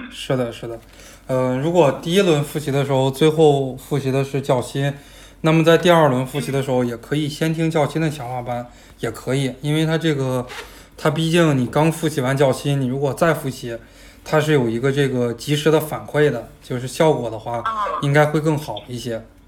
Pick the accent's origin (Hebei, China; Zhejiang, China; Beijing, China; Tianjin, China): Hebei, China; Botou; 我老家是河北沧州的，沧州下边有个哦。县就叫博头，不，沧州下边有个市，是博头市，博头那边的话离德州很近